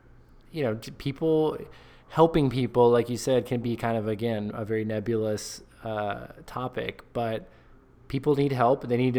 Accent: United States; I'm American

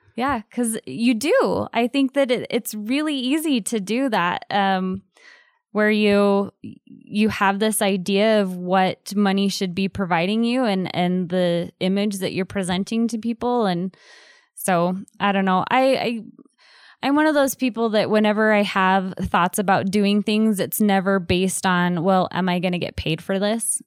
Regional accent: Southeast Idaho, United States; growing up in Southeast Idaho

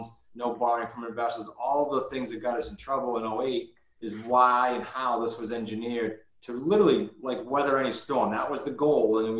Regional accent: New England, United States; we're from New England

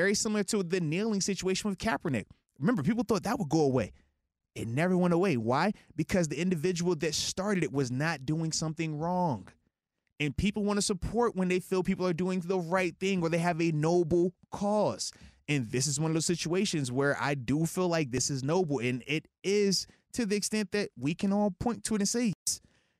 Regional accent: Baldwin, Pennsylvania, United States; I feel real, real Yinzer-y right there. Like, I'm from Baldwin. I'm from Baldwin, you know?

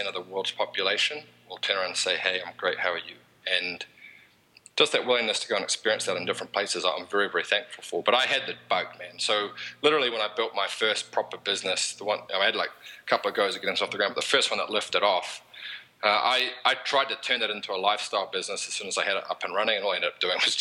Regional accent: New Zealand; accent: Kiwi; moved away as an adult; now in United States; I'm from New Zealand

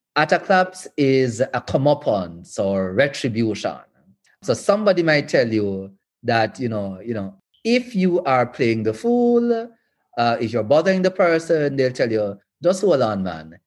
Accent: Western Jamaica, Jamaica; I'm from Western Jamaica.

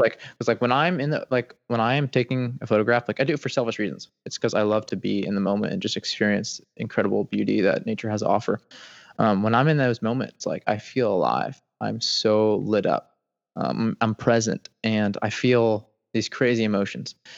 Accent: Atlanta, Georgia, United States; moved away as an adult; now in Seagrove, Florida, United States; I grew up in Atlanta, Georgia, the suburbs, about four to five minutes north of Atlanta.

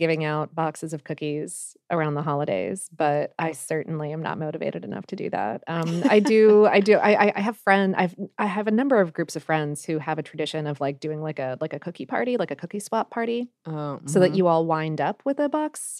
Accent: Pittsburgh, Pennsylvania, United States; now in Columbus, United States; I'm originally from Pittsburgh, and considering the lukewarm reception I've gotten over my cookies in Columbus the past couple of years

